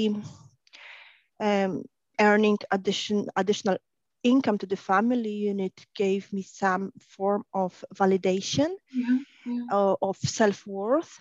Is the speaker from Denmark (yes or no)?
no; Poland; moved away as an adult; also born or lived in Ireland / Spain / Gdynia; now in Warsaw, Poland; born and raised in Poland